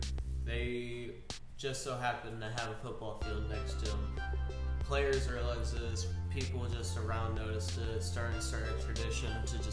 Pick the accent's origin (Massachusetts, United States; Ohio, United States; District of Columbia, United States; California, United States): Ohio, United States; I'm from Ohio.